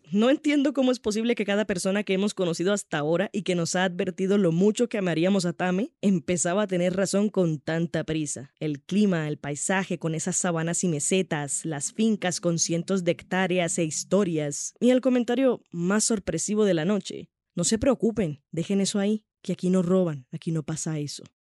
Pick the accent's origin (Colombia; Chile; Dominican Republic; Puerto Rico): Colombia; Cartagena, Bolívar; moved away as an adult; now in Bogotá, Colombia; soy una cartagenera